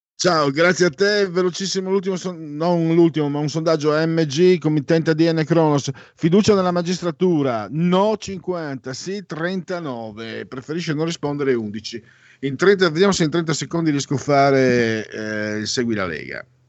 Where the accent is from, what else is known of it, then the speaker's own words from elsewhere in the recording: San Vito al Tagliamento, Friuli-Venezia Giulia, Italy; also born or lived in Pordenone; non sono di Pordenone, sono di San Vito al Tagliamento. Poi ho abitato tantissimi anni a Pordenone, ahimè, ma io sono di San Vito al Tagliamento